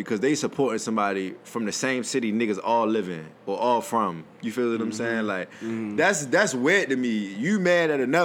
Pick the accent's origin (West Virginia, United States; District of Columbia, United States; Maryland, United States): Maryland, United States; Baltimore; I'm from Baltimore